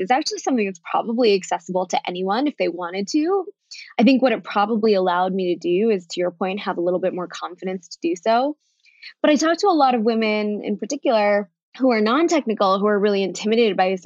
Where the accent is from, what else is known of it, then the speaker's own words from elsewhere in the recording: United States; first language Bengali; English is a second language; also born or lived in New York City; now in Denver, United States; Bengali was actually my first language, interestingly enough, despite the fact that I was born here.